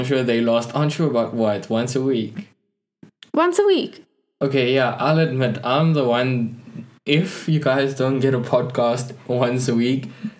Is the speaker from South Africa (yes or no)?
yes; South Africa; I'm from South Africa.